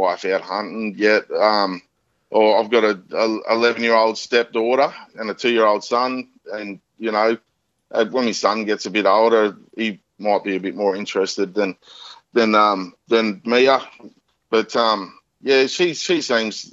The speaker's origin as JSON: {"language": "English", "town": "Newcastle", "region": "New South Wales", "country": "Australia", "tie": "born or raised there", "said": "I grew up in Newcastle"}